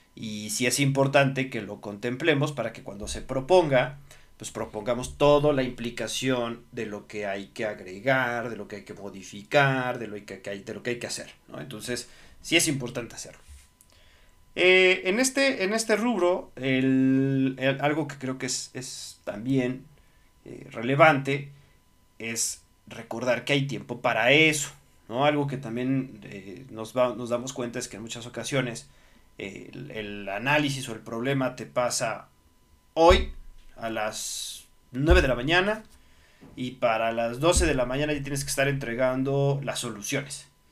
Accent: Mexico; soy, soy mexicano

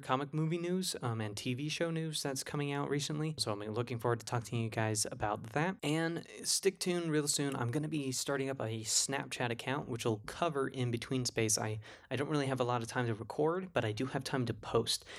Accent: New Jersey, United States; New Jersey, my hometown

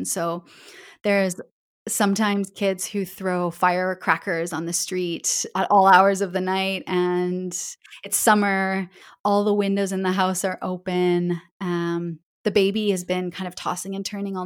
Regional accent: Calgary, Alberta, Canada; accent: Canadian English; moved away as an adult; now in Barcelona, Spain; I'm from Western Canada, from Calgary, Alberta.

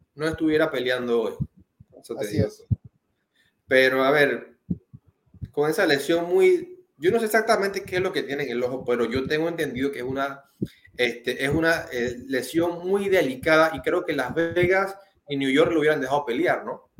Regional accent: Panama; uno como panameño

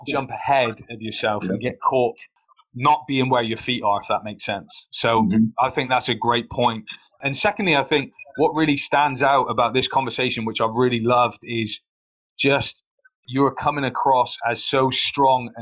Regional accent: Plymouth, South West England, United Kingdom; My failure came in my hometown

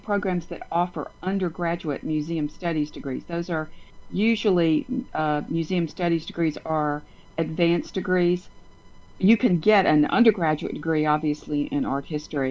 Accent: Montgomery, Alabama, United States; also born or lived in Texas / Washington, D.C.; I was born in Texas, but I was raised in Montgomery

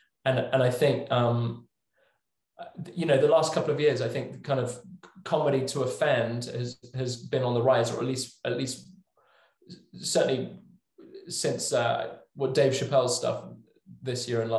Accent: England, United Kingdom; this is all growing up in England, obviously.

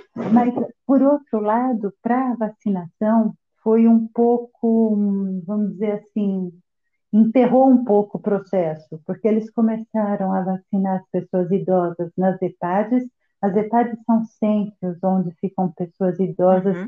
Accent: Brazil; born or raised there; moved away as an adult; now in Nice, France

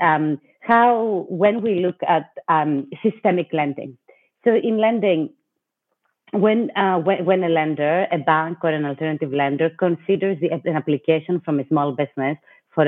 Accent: Greece; moved away as an adult; also born or lived in New York City, United States / Washington, D.C., United States; now in United States; I was born and raised in Greece, and I lived briefly as well in Europe, but I've spent most of my adult life in the U.S., in New York

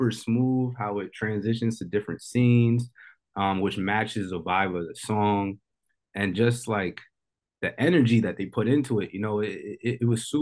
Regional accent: Metuchen, New Jersey, United States; moved away as an adult; now in San Diego, United States; I'm from Metuchen. It's a little small suburban town

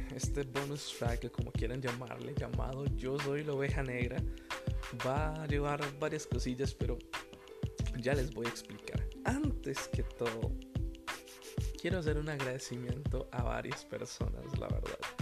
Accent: Tibás, San José, Costa Rica; Crecí en la iglesia bautista Tibás

